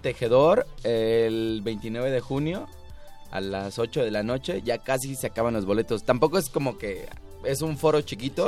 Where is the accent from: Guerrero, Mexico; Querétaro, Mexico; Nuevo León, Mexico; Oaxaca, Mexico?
Guerrero, Mexico; Acapulco; nosotros somos de Acapulco